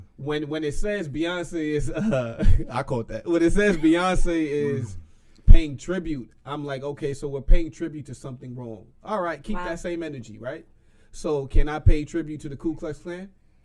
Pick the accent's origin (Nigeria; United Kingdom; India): Nigeria; I'm Nigerian as well. Nigerian boy.